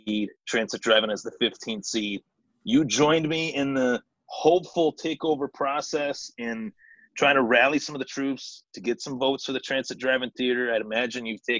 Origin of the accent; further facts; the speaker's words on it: Lockport, New York, United States; fellow Lockportians, being that that's my hometown